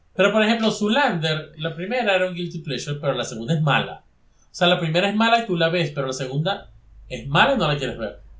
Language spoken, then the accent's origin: Spanish; Venezuela; nosotros los tres que somos de Venezuela